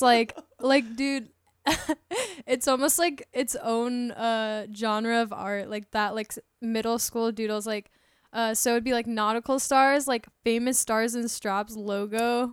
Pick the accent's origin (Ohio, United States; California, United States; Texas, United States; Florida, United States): Florida, United States; Tampa; I'm from Tampa, Florida.